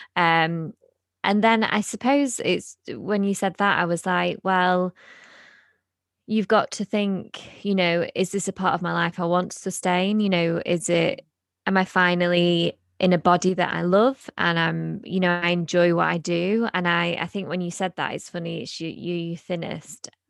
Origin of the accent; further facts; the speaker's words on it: United Kingdom; we're British